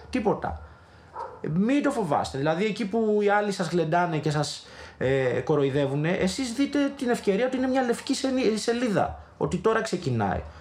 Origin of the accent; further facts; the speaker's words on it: Ikaria, North Aegean, Greece; Είμαι από την Ικαρία.